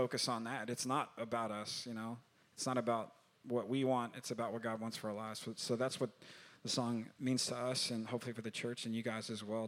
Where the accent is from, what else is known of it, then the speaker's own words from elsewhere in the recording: Texas, United States; I'm from Texas